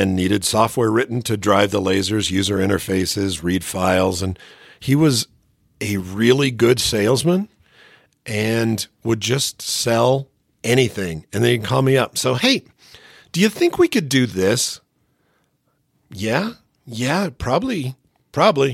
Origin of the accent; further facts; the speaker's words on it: Phoenix, Arizona, United States; moved away; I grew up in Phoenix